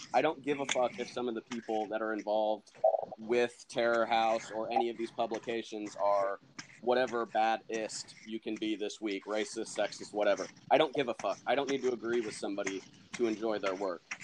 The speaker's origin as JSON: {"language": "English", "region": "Indiana", "country": "United States", "said": "I'm a writer from Indiana"}